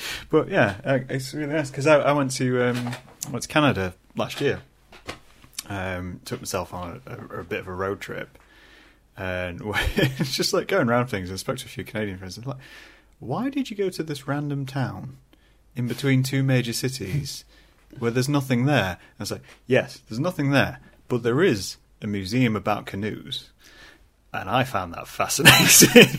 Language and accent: English; Scunthorpe, Yorkshire and the Humber, United Kingdom; moved away; I'm originally from Scunthorpe.